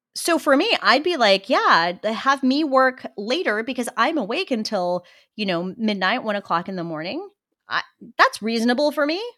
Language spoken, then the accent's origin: English; Western Australia, Australia; moved away as an adult; now in United States; I grew up in Western Australia